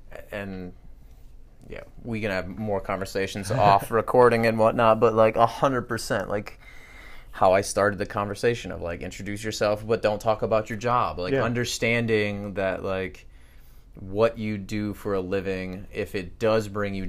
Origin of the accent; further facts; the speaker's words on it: Midwest, United States; I mean, I'm from the Midwest.